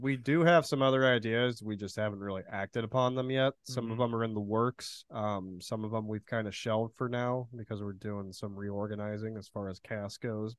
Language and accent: English; central Illinois, United States; also born or lived in Danville, Illinois; I'm basically from central Illinois, like around Champaign, Illinois, like right around the border of Indiana, pretty much from the from when I was born till I was like 13